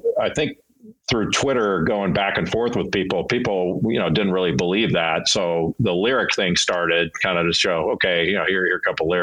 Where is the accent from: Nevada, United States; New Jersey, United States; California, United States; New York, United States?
California, United States; Southern; When I grew up in Southern California